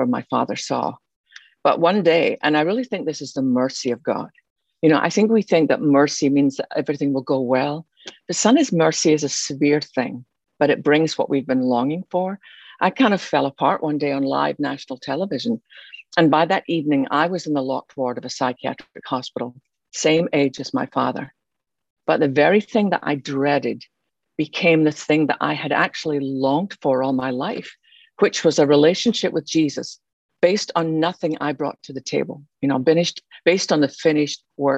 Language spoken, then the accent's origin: English; Scotland, United Kingdom; moved away as an adult; now in Texas, United States; You could probably tell by my accent, although I live in Texas now, I didn't start there. I was born in Scotland.